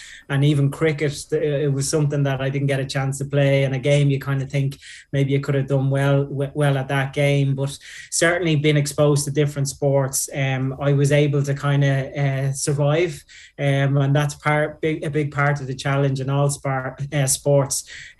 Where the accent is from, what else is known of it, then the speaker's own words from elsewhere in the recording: Dublin, Leinster, Ireland; I grew up in Finglas